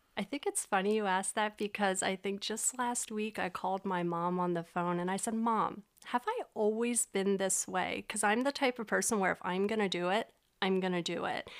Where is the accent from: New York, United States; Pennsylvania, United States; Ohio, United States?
Pennsylvania, United States; Reading; also born or lived in Florida; I was born and raised in Reading.